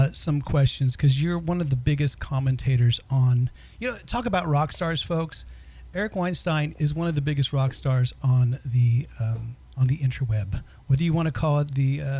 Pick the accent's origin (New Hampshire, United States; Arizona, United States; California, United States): California, United States; Bay Area; I was born and raised in the Bay Area.